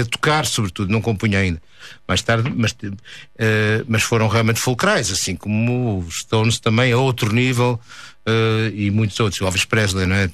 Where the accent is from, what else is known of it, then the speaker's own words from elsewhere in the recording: Porto, Norte, Portugal; moved away as an adult; also born or lived in Paris / Vancouver; eu sou mais urbano, sou do Porto